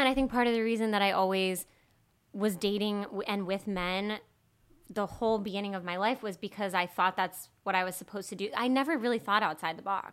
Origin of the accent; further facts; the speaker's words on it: Peterborough, New Hampshire, United States; I'm from Peterborough, New Hampshire. So it's southwest New Hampshire. It's a really small town, 5,000 people.